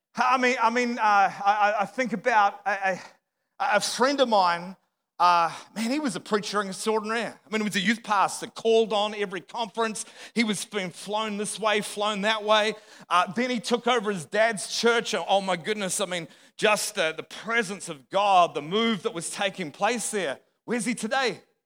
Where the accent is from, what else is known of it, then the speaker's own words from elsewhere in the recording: Australia; moved away as an adult; also born or lived in Dallas; I'm not from around here, my accent, I'm a true southerner, right? from the other side of the planet, the southern hemisphere